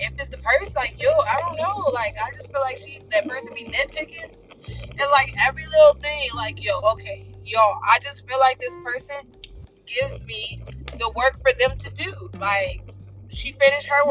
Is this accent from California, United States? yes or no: yes; Los Angeles, California, United States; I'm from South Central